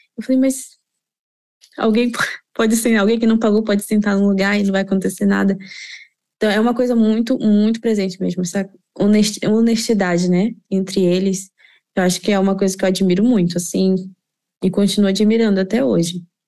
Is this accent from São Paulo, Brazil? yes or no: no; Belém, Pará, Brazil; moved away as an adult; now in Trondheim, Norway; sou de Belém do Pará, moro aqui em Trondheim